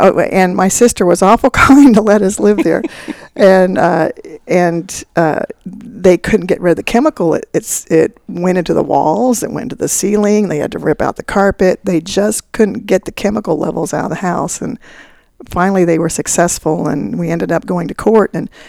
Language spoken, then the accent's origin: English; Wichita, Kansas, United States; Mike Hayden was governor, and I was from Wichita